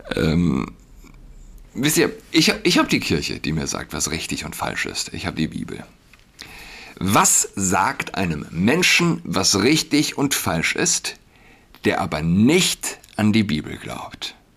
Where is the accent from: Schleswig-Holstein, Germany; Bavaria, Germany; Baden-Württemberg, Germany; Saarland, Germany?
Saarland, Germany; now in Berlin, Germany; als jemand, der in Berlin wohnt, auch als Saarländer